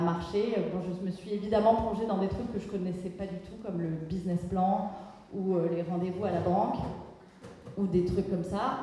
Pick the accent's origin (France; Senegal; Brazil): France; Lourmarin, Provence-Alpes-Côte d'Azur; moved away as an adult; also born or lived in Paris; now in Marseille, France; j'étais de Lourmarin dans le Vaucluse, et euh, quand on vit à Lourmarin, la, ville la plus proche est Aix-en-Provence. Donc j'avais fait mon lycée à Aix-en-Provence